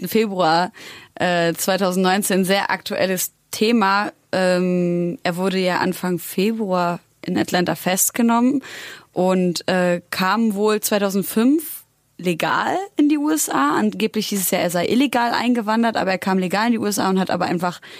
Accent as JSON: {"language": "German", "town": "Munich", "region": "Bavaria", "country": "Germany", "tie": "born or raised there", "moved": "as an adult", "lives_now": "Vienna, Austria", "said": "Ich bin in München aufgewachsen."}